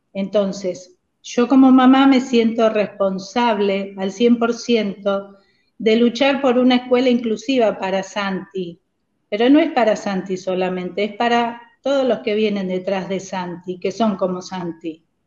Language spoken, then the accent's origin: Spanish; San Antonio de Padua, Buenos Aires Province, Argentina; moved away as an adult; also born or lived in United States / Villa La Angostura; now in Trenque Lauquen, Argentina; somos de Buenos Aires, de San Antonio de Padua, de la zona oeste del conurbano.